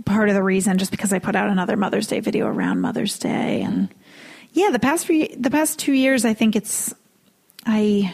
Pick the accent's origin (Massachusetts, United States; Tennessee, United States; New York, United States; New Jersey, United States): Massachusetts, United States; moved away as an adult; in Massachusetts, we still do them.